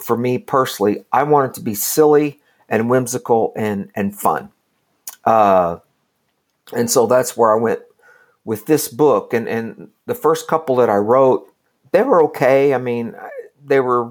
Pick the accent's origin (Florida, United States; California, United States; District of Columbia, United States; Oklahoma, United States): Oklahoma, United States; Kingfisher; I grew up kind of in rural Oklahoma, a little town called Kingfisher